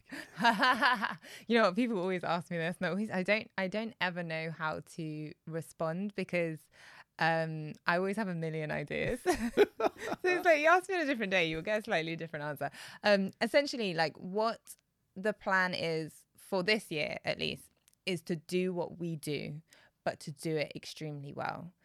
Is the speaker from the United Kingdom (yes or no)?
yes; United Kingdom; I'm Black British